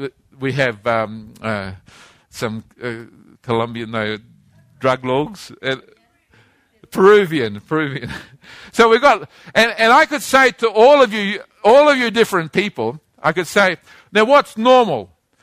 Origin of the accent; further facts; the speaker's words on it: Christchurch, Canterbury, New Zealand; born there; this is a cathedral in the town where I was born, a city I was born in Christchurch, New Zealand. I was born in this place.